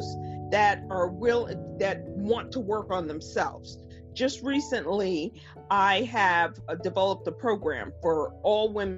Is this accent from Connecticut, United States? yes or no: yes; Stamford, Connecticut, United States; I'm from Stamford, Connecticut, which is about 40 minutes out of New York City.